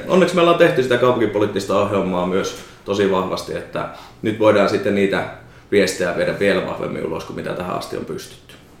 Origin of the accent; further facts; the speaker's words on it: Savonia, Finland; moved away; also born or lived in Pirkanmaa; mä oon Savosta